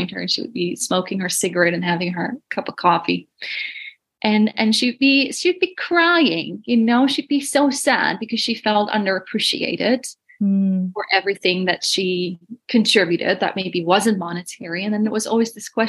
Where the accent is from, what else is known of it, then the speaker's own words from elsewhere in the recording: Netherlands; moved away; I'm from Holland originally